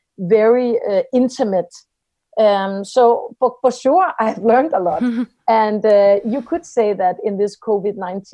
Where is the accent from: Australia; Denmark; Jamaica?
Denmark